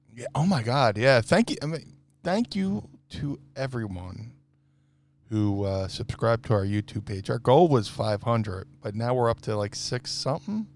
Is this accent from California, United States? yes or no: no; Atlantic City, New Jersey, United States; I grew up in Atlantic City